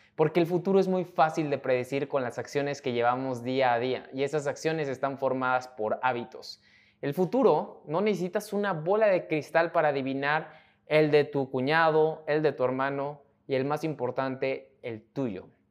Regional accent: Mexico; mexicano, emprendedor y empresario

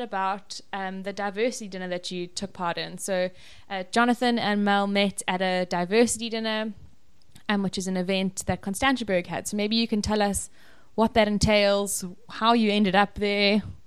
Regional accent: KwaZulu-Natal, South Africa; I'm also from Natal. Um, also grew up there.

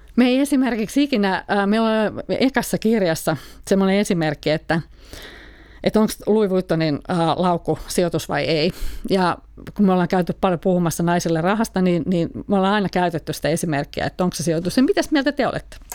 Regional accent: Finland; moved away; mä edustan kuitenkin sitä ikäpolvea, jota on Suomessa paljon, jolla ei ole opittu sijoittamista kotona

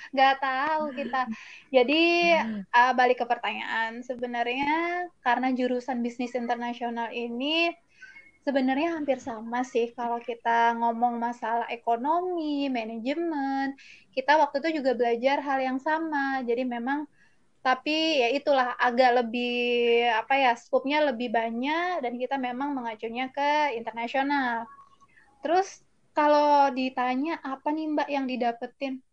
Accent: Malang, East Java, Indonesia; moved away as an adult; now in Jakarta, Indonesia; Jadi aku aslinya dari Malang

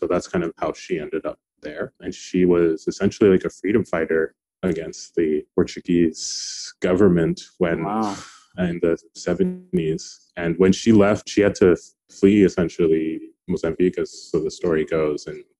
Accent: Niamey, Niger; born there; So I was born in Niger in West Africa, for people who don't know. I was born in Niamey, the capital, and I was adopted.

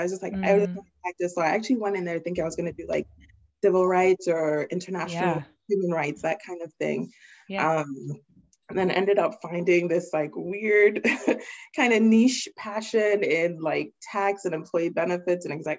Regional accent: England, United Kingdom; also born or lived in Nigeria; I am Nigerian. I was born there in Nigeria in the 80s, and then my family moved to England, and that's where I spent the majority of my childhood.

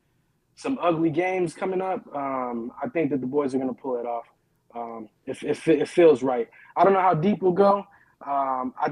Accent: Baltimore, Maryland, United States; now in Corpus Christi, United States; I'm based out of Corpus Christi, but I'm from Baltimore.

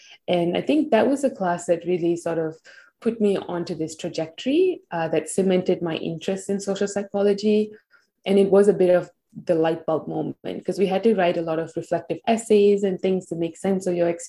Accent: Kuala Lumpur, Malaysia; moved away as an adult; also born or lived in Massachusetts, United States; now in Australia; I was born and raised in Malaysia

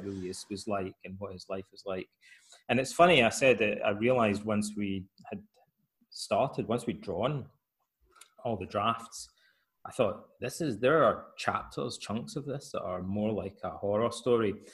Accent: Scotland, United Kingdom; moved away as an adult; also born or lived in Aberdeen; now in Athens, Greece; in Scotland, uh, my hometown, most of my friends' fathers were Freemasons

